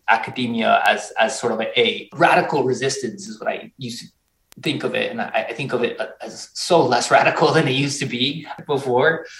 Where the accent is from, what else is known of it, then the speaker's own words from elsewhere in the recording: Tucson, Arizona, United States; also born or lived in Mexico; now in Massachusetts, United States; I was originally born in Mexico. I grew up in Southern Arizona, in Tucson, Arizona